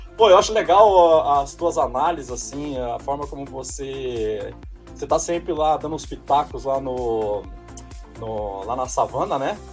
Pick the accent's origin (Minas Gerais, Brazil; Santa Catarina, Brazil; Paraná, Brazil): Paraná, Brazil; Maringá; now in São Paulo, Brazil; eu sou paranaense, eu sou de Maringá